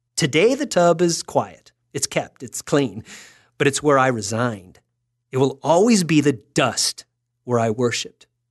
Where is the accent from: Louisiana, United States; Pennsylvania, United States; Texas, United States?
Texas, United States; I'm from Texas.